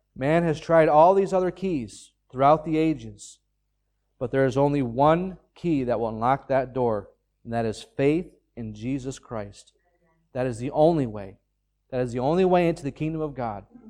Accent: United States; now in Ireland; I'm an American citizen.

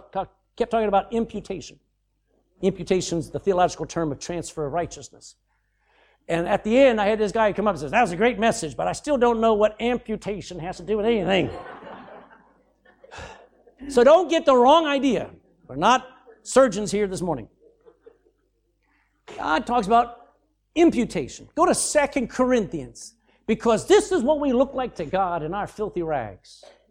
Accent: the South, United States; accent: Southern; my accent was probably still a little bit southern at that point.

